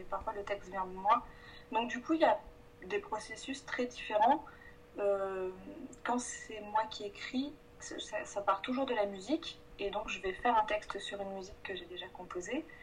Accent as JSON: {"language": "French", "region": "south of France", "country": "France", "moved": "as an adult", "lives_now": "Paris, France", "said": "je viens du sud de la France."}